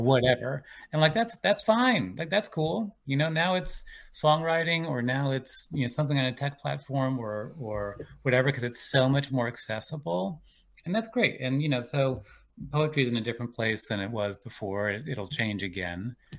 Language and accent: English; Richmond, Virginia, United States; moved away; also born or lived in Cleveland, Ohio / Washington, D.C. / New York / Georgia; I was born outside Cleveland, Ohio, um, and when I was eight, my family moved to Richmond, Virginia